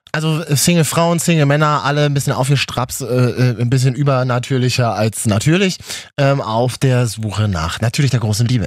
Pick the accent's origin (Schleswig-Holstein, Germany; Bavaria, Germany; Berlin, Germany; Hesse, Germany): Berlin, Germany; ich als Berliner, der aus Neukölln ist